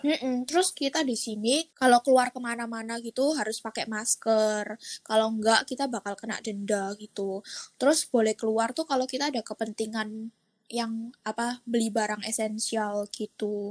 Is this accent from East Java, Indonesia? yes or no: yes; Surabaya, East Java, Indonesia; now in Singapore; Aku juga asal Surabaya dan aku sekarang lagi kuliah di Singapura